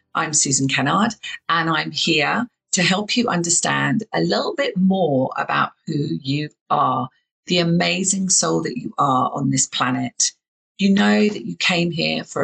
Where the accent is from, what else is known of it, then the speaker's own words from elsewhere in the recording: southern England, United Kingdom; accent: southern English; I have a very southern English accent